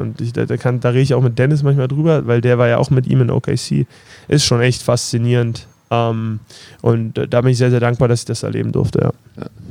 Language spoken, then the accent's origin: German; Berlin, Germany; moved away; ich komme aus Berlin, Prenzlauer Berg